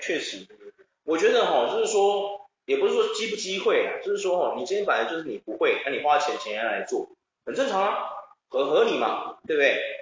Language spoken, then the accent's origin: Chinese; Taiwan; 我发现我们台湾人英文不怎么样，可是日文却下下降